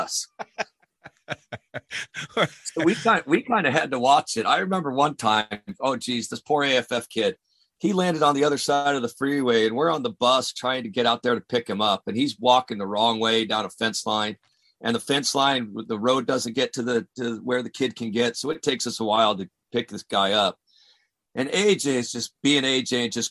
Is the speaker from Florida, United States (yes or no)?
no; Las Vegas, Nevada, United States; born and grew up in Vegas.